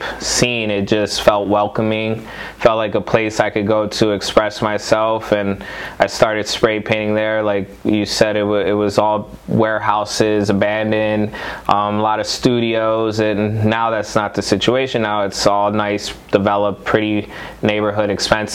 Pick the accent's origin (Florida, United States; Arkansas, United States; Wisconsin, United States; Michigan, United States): Florida, United States; Miami; also born or lived in New York City, New York; I'm from Florida, born and raised.